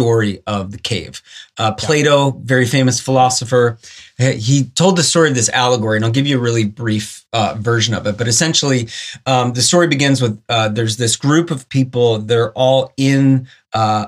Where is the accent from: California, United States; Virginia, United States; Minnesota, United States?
Minnesota, United States; Blaine; moved away as an adult; also born or lived in Chicago; I grew up in Blaine, Minnesota